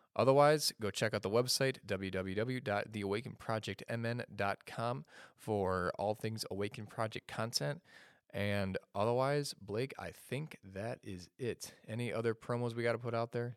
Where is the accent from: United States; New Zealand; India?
United States; Chicago, Illinois; I'm from the state of Illinois, but I'm from the Chicagoland area.